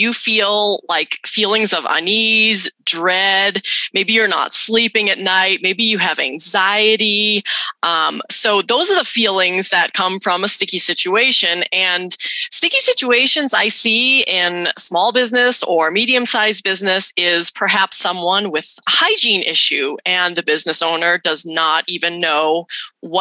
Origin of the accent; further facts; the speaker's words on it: New England, United States; moved away as an adult; now in Utah, United States; I grew up in New England.